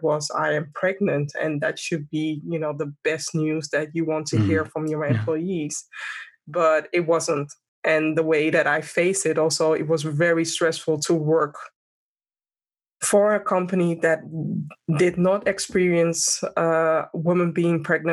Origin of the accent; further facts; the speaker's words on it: Amsterdam, North Holland, Netherlands; born and raised in Amsterdam, and I have a Ghanaian background.